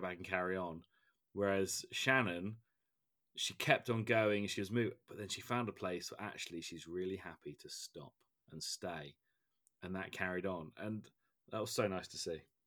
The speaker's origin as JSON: {"language": "English", "region": "England", "country": "United Kingdom", "said": "as an Englishman"}